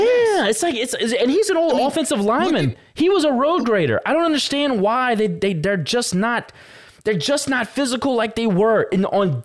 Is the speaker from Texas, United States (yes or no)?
no; St. Landry Parish, Louisiana, United States; I'm from St. Landry Parish.